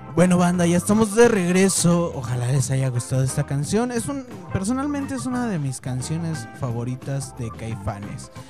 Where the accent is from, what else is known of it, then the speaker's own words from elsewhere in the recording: Mexico; nosotros los mexicanos